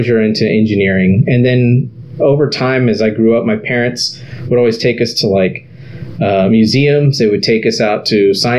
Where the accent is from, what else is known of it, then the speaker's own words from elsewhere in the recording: Harlingen, Texas, United States; I grew up in South Texas, a place called Harlingen